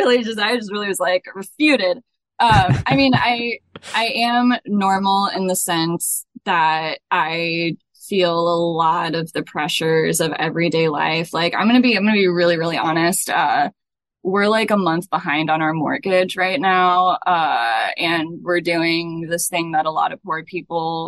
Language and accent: English; Des Moines, Iowa, United States; I was born and raised here in Highland Park, one of the neighborhoods in Ward 2.